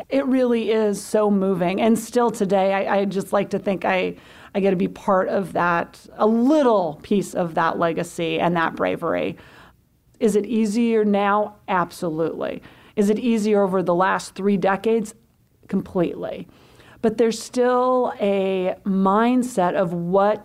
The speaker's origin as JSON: {"language": "English", "town": "Butte", "region": "Montana", "country": "United States", "tie": "born or raised there", "said": "I grew up in Montana. I grew up in Butte, which is the good labor union copper mining town."}